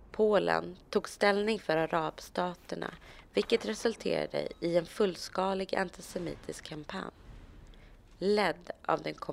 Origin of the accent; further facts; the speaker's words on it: Sweden; Jag är svensk. Jag är, eh, kommer från Sverige.